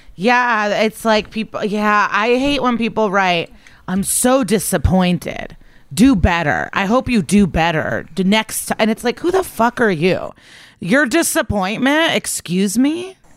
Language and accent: English; Skokie, Illinois, United States; moved away; I'm actually in the hotel right now in my hometown of Skokie